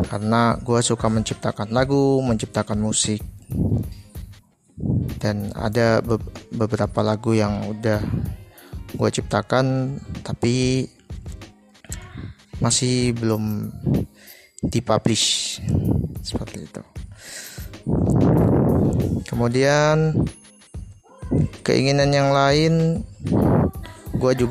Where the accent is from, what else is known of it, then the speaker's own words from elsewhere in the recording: Surabaya, East Java, Indonesia; Gue dari Surabaya, saat ini kegiatan sehari-hari gua gua kuliah di Universitas Negeri di Surabaya